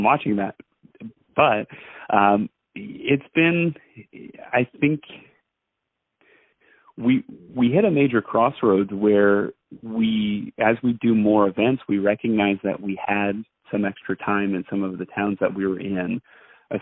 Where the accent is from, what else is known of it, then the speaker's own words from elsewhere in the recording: Allentown, Pennsylvania, United States; I'm in Allentown. That's my hometown